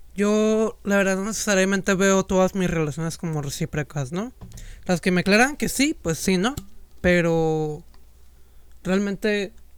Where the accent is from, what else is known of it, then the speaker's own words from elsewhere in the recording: Mexico; yo soy de México